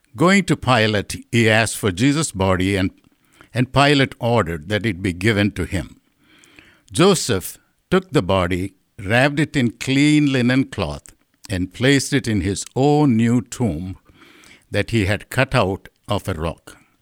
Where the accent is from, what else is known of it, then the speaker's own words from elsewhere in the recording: India; moved away; my understanding of Lent growing up in India is purely the season of suffering.